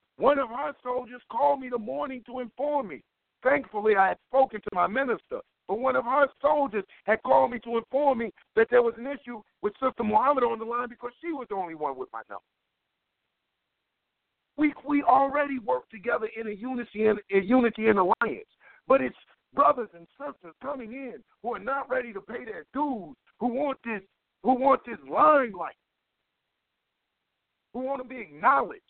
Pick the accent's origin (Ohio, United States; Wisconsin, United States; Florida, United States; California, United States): Ohio, United States; Cleveland; I'm from Cleveland